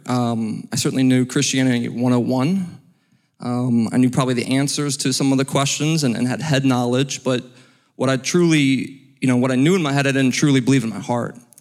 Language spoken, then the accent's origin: English; Cleveland, Ohio, United States; moved away as an adult; also born or lived in Wyoming; now in Alpharetta, United States; I am from Cleveland, Ohio.